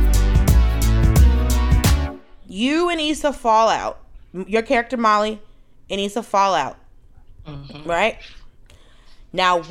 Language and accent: English; United States; I'm from America.